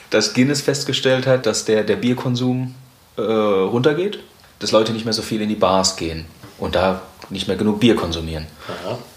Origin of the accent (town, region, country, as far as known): Mannheim, Baden-Württemberg, Germany